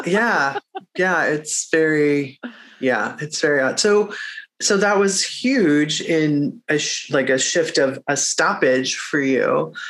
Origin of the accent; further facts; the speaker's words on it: Midwest, United States; now in Los Angeles, United States; I'm a Midwesterner